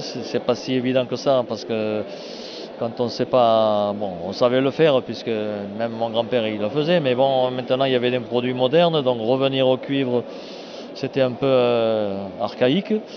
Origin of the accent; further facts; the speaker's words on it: foot of the Cévennes, Occitania, France; j'arrive du sud, moi. Par rapport à Strasbourg, on est au sud, 700 km vers la Méditerranée, au pied des Cévennes